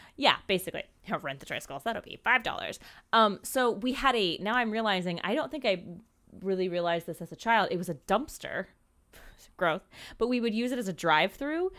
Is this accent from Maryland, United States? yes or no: yes; Maryland, United States; I grew up in Maryland in this super, super small town